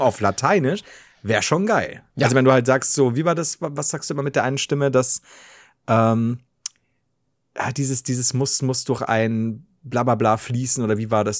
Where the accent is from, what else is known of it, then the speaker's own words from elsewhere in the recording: Bavaria, Germany; als Bayer